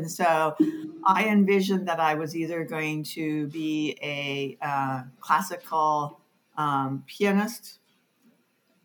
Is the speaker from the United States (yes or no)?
yes; northern Minnesota, United States; moved away as an adult; also born or lived in Shreveport, Louisiana; I was born in Shreveport, Louisiana, but when I was 2 years old, we moved to northern Minnesota to a small town on the Mississippi